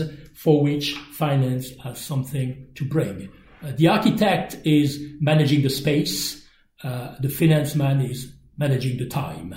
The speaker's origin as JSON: {"language": "English", "country": "France", "accent": "French", "second_language": "English", "said": "my French accent"}